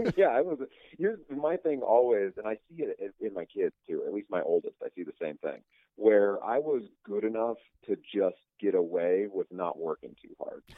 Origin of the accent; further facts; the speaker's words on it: Northwest Indiana, United States; also born or lived in Beaumont, Texas; I was born in Northwest Indiana, but then when I was pretty young, we moved to Texas, down by uh, um, pretty close to Beaumont, okay. Texas, and lived there for a, a something like six or seven years when I was a kid. And then we moved back up to Northwest Indiana, and I was there through like high school and junior high